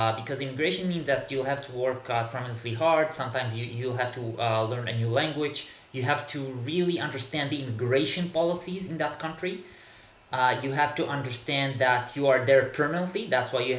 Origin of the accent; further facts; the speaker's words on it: Israel; first language Hebrew; English is a second language; moved away as an adult; now in Berlin, Germany; I'm originally from Israel, from the Middle East, actually. I grew up in the 1980s in Israel